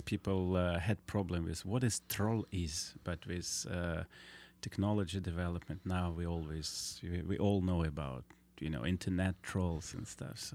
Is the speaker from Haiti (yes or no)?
no; Vladivostok, Primorsky Krai, Russia; English is a second language; also born or lived in China; I grew up in Vladivostok, which was a strange place.